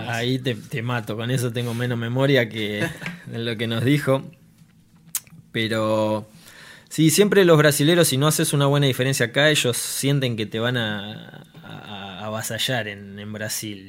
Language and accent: Spanish; Argentina; yo cuando era chico en Argentina